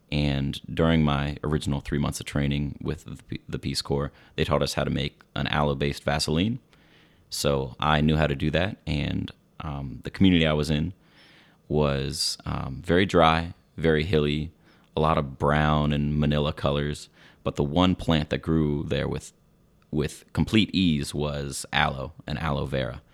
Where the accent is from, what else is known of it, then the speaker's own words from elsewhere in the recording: Silver Spring, Maryland, United States; also born or lived in Swaziland; I'm proudly from Silver Spring, Maryland